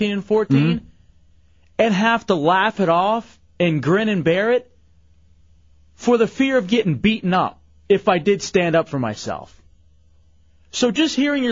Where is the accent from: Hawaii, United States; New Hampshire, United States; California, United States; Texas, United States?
Texas, United States; growing up in Texas